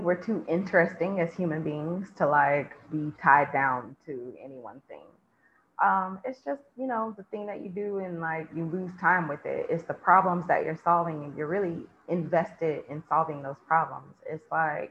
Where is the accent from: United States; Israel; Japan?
United States; moved away; I'm American first